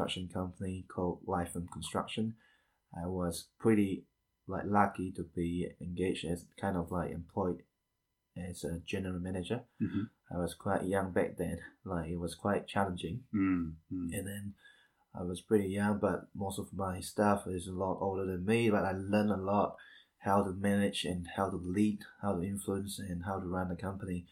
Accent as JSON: {"language": "English", "country": "Malaysia", "also_born_or_lived": "Wellington, New Zealand", "moved": "as an adult", "lives_now": "New Zealand", "said": "I'm originally from Malaysia"}